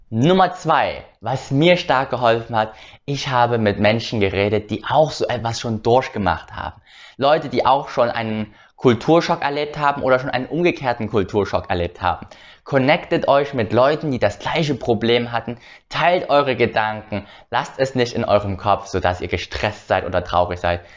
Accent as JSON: {"language": "German", "country": "Germany", "tie": "born or raised there", "said": "denn ich bin in Deutschland aufgewachsen, auch in Deutschland geboren natürlich, aber meine Eltern waren Vietnamesen."}